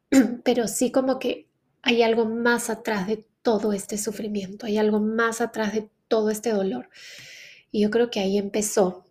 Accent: Lima, Peru; moved away as an adult; also born or lived in Canada; quiero volver a Lima, quiero volver a Perú, no, este, no quiero que mis, hijos, que mis hijos crezcan acá, lejos de la familia

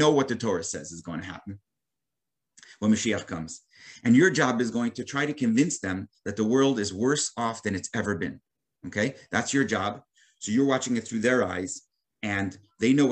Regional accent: New York City, New York, United States; as a boy, I grew up in Brooklyn, New York

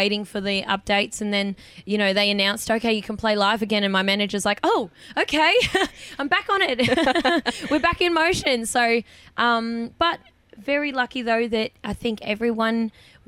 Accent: north Queensland, Australia; moved away; my hometown

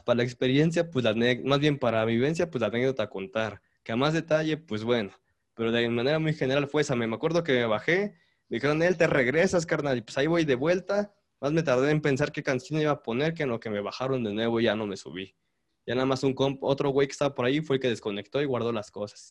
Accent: State of Mexico, Mexico; now in Puebla, Mexico; mi familia es del Estado de México, pero del lado poniente, o sea, ya rumbo a Ixtapan

